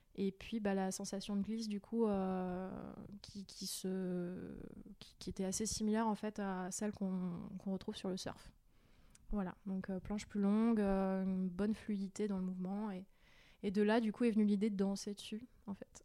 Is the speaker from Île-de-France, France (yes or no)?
yes; Val-de-Marne, Paris suburbs, Île-de-France, France; moved away as an adult; also born or lived in Strasbourg / Brussels / Jura; now in Erdeven, France; Moi, je suis originaire de banlieue parisienne. j'ai grandi dans le Val-de-Marne avec mes parents jusqu'à mes 21 ans.